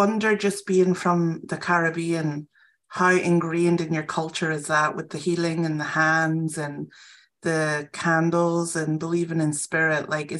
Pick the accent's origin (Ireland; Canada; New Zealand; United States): Ireland; moved away; growing up in Ireland